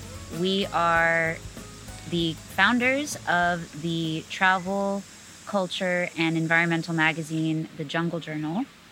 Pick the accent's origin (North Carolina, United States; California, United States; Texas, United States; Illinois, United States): Texas, United States; Rio Grande Valley; moved away as an adult; also born or lived in Houston, Texas; I'm from the border between Texas and Mexico, but I grew up on the U.S. side in a region called the Rio Grande Valley. I was born in Houston, but I spent my life growing up down there in the valley.